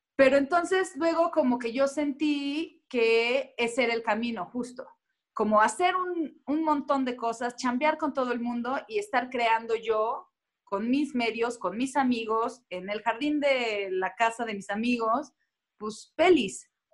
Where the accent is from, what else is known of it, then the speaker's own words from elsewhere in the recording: Cuernavaca, Morelos, Mexico; moved away as an adult; also born or lived in Tulancingo, Hidalgo / Mexico City; nací en Tulancingo Hidalgo, a los 7, 8 años me mudé a Cuernavaca y hasta los 19 viví ahí